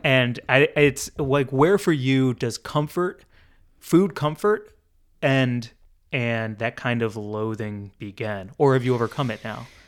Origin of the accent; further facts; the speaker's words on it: United States; as an American